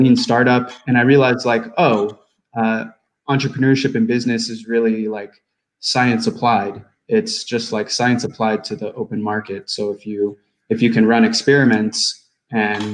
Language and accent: English; United States; I'm an American citizen